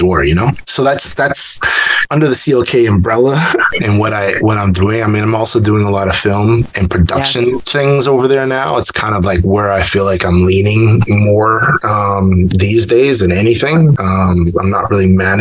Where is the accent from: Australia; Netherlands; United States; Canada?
Canada; growing up in Canada